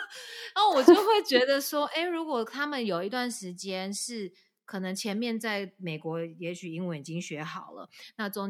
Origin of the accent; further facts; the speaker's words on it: southern Taiwan, Taiwan; now in United States; 我就说我是南部的辣台妹啦。